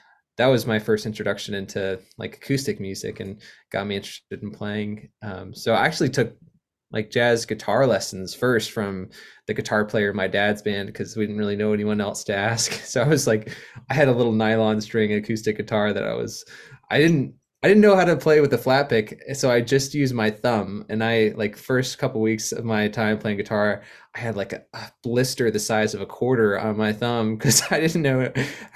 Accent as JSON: {"language": "English", "town": "Clemson", "region": "South Carolina", "country": "United States", "tie": "born or raised there", "also_born_or_lived": "Columbia, South Carolina / Nashville, Tennessee", "moved": "as an adult", "said": "I grew up here in South Carolina. That's where we're living right now. I was born in a town called Columbia, and then my folks moved to a university town called Clemson when I was six, and they're still there. So that's where I grew up"}